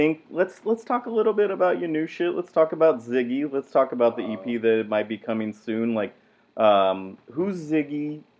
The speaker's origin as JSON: {"language": "English", "town": "San Jose", "region": "California", "country": "United States", "said": "I'm from Evergreen, but I say I'm from the east side."}